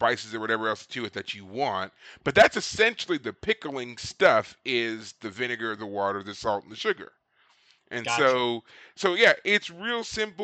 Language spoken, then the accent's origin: English; Kentucky, United States; now in Austin, United States; my home state of Kentucky